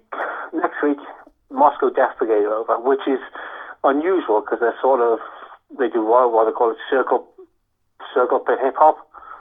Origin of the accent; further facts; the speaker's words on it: Liverpool, North West England, United Kingdom; now in Wales; I'm a Scouser, mate.